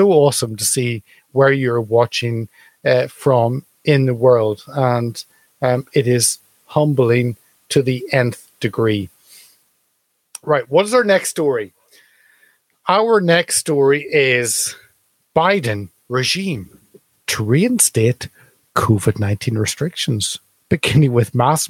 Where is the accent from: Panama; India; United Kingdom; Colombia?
United Kingdom; as a Brit